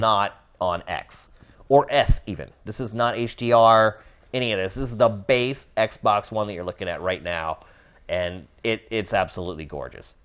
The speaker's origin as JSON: {"language": "English", "region": "East Coast", "country": "United States", "also_born_or_lived": "California", "moved": "as an adult", "lives_now": "Los Angeles, United States", "said": "I'm from the East Coast where I was used to dealing with weather"}